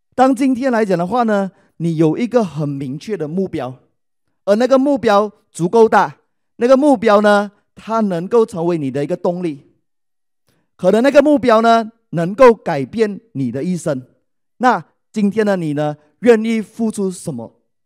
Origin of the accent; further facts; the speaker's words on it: Malaysia; 我来自马来西亚，是爱多美的王冠大师以及王冠领袖俱乐部成员